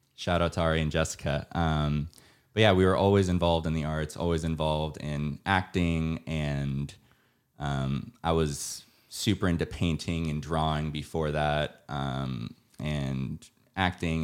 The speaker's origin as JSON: {"language": "English", "town": "San Diego", "region": "California", "country": "United States", "moved": "yes", "lives_now": "Los Angeles, United States", "said": "I'm from San Diego"}